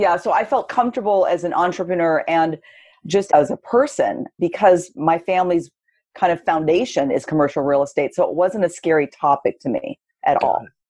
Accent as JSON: {"language": "English", "region": "Southern California", "country": "United States", "tie": "born or raised there", "lives_now": "San Francisco Bay Area, United States", "said": "born and raised in California, but I grew up in Southern California"}